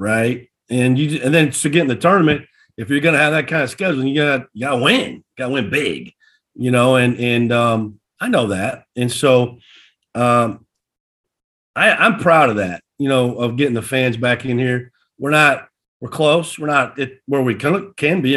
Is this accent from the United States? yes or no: yes; Lone Tree, Iowa, United States; moved away as an adult; now in North Carolina, United States; I'm from Lone Tree, Iowa. You know, I graduated with 32 people.